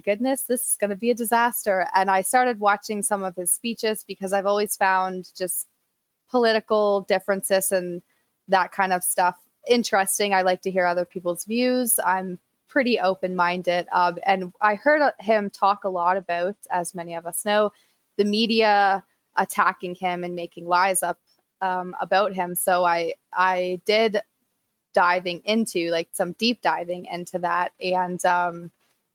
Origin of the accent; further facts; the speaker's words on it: Canada; as a Canadian